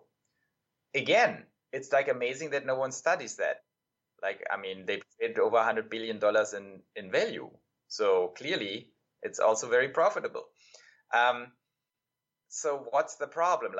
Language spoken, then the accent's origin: English; Germany; moved away; I'm European, right? So I grew up in Germany